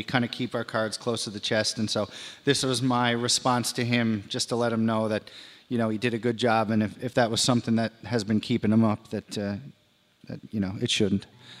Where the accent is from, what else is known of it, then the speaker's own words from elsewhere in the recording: St. John's, Newfoundland and Labrador, Canada; We're fortunate ones from St. John's, Newfoundland, way up north.